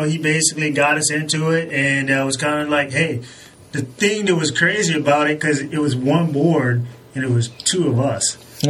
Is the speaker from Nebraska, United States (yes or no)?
no; Waynesboro, Virginia, United States; we're from Waynesburg, Virginia, small town, just 45 minutes away from Virginia Beach.